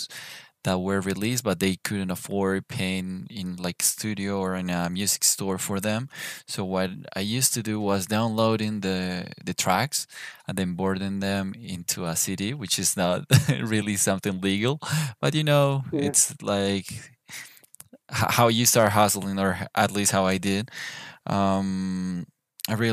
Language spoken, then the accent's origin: English; Bogotá, Colombia; I am from Bogota, Colombia.